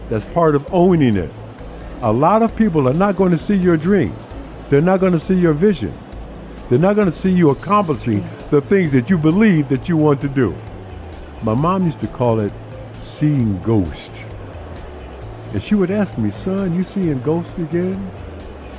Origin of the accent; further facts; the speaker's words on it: United States; I've spent my entire life in America, and as an American